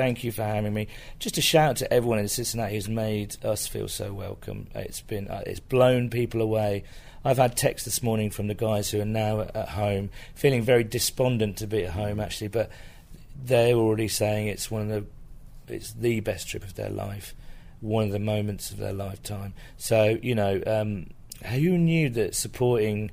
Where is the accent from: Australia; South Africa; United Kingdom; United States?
United Kingdom; being British